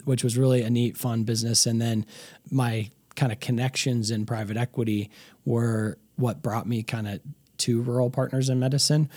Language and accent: English; Colorado, United States; also born or lived in Chicago; I'm a, what they call a native in Colorado